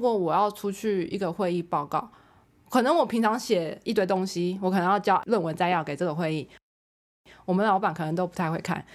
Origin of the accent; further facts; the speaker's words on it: Taiwan; 我们台湾人